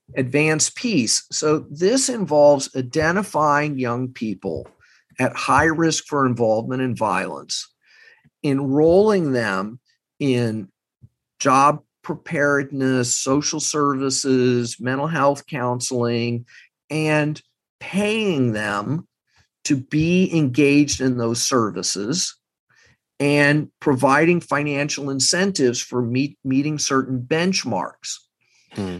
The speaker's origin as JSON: {"language": "English", "region": "Texas", "country": "United States", "moved": "yes", "said": "I'm from Texas. I have family not far from Uvalde"}